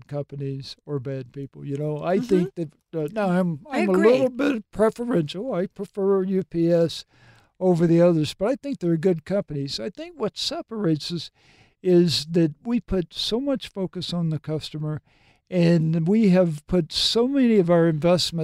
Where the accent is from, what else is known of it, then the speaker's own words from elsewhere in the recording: Mississippi, United States; moved away as an adult; also born or lived in Tennessee / New Jersey; grew up in Mississippi, then I was transferred to Tennessee